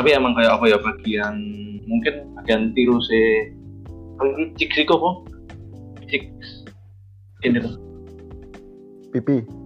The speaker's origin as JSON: {"language": "Indonesian", "region": "Central Java", "country": "Indonesia", "said": "anjir gue Jawa Tengah."}